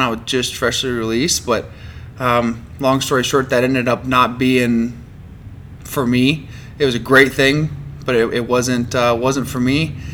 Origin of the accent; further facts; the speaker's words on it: Farmington, New Mexico, United States; also born or lived in Laramie, Wyoming; I moved to Farmington right before my fifth birthday. I was born born in Laramie, Wyoming, but moved here.